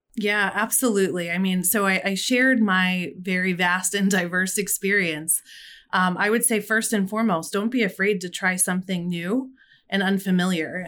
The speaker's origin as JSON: {"language": "English", "town": "Philadelphia", "region": "Pennsylvania", "country": "United States", "said": "I'm from Philadelphia"}